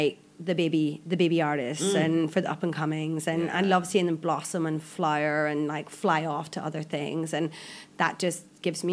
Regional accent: Ireland; moved away as an adult; now in Malaysia; I'm Irish

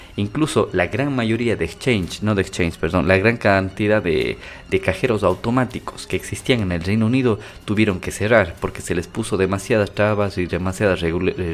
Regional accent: Ecuador; yo soy de Ecuador

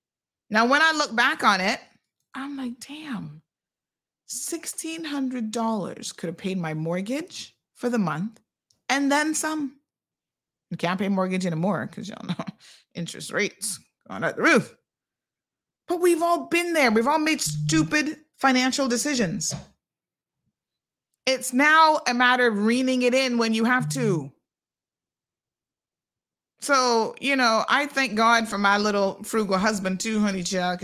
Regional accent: Cayman Islands; now in United States; I'm from Cayman, but I've been here in the States. I'm hustling.

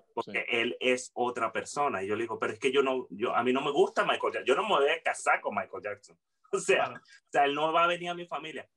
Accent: Venezuela; nosotros como humanos y como venezolanos

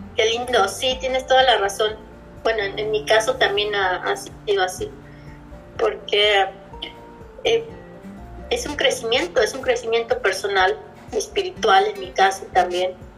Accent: Mexico City, Mexico; also born or lived in Puebla / Playa del Carmen / Cozumel / Chicago; now in Pittsburgh, United States; Yo vivía, vivía en Puebla, pero soy originaria de la Ciudad de México

